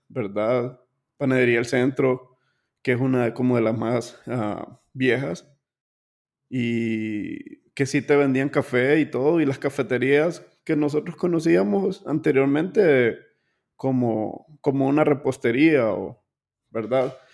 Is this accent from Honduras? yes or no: yes; Honduras; nosotros como hondureños